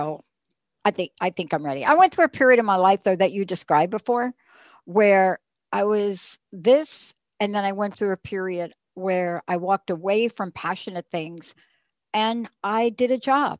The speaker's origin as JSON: {"language": "English", "town": "New York City", "region": "New York", "country": "United States", "tie": "born or raised there", "said": "growing up in the Bronx to actually learn how to play viola."}